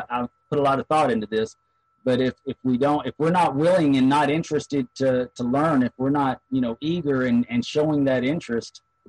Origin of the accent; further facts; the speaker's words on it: McKinney, Texas, United States; When I was raised in McKinney, you know, McKinney is a Vanguard Lodge.